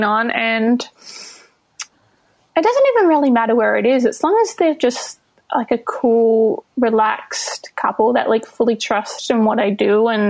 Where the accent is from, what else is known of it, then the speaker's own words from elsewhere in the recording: Albany, Western Australia, Australia; moved away as an adult; also born or lived in Melbourne, Australia / Brooklyn, New York, United States; now in New York City, United States; But I'm originally from Albany in Western Australia, which is like a little tiny town of it's about 20,000 people